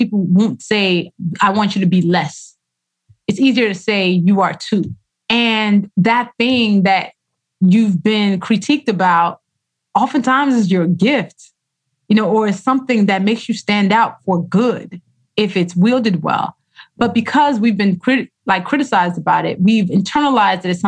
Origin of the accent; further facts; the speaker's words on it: Nigeria; first language Yoruba and English; how I write Yoruba, which is my language, my first language. Actually, Yoruba and English are equally my first language, but it's my lineage language.